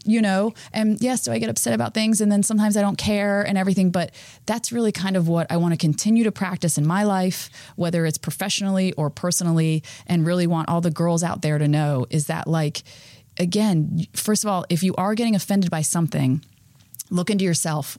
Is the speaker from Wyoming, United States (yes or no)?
no; Florida, United States; I grew up in Florida